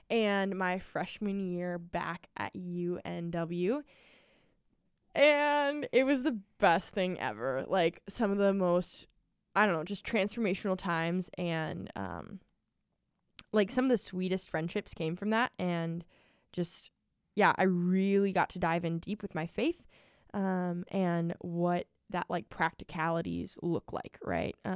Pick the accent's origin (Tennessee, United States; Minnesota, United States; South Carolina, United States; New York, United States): Minnesota, United States; Maple Grove; I am from Maple Grove, Minnesota. It's a bump. Um, grew up in the same house all of my life, and yeah, I love it.